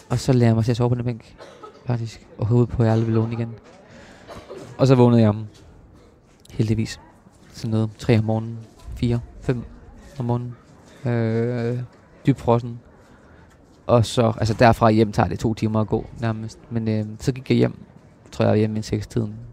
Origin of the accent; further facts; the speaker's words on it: Copenhagen, Capital Region of Denmark, Denmark; Øh, jeg kommer fra København, og hun fra Horsens, og så mødes vi på midten